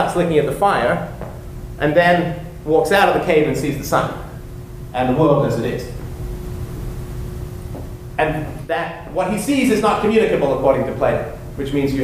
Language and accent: English; England, United Kingdom; moved away; I was growing up in England, we had three television stations, BBC One, BBC Two, and ITV